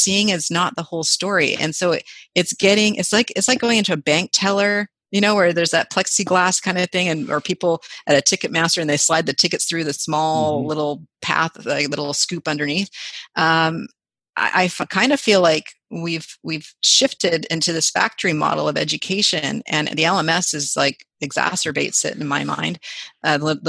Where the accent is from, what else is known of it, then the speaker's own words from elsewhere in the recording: Vancouver, British Columbia, Canada; I grew up in Vancouver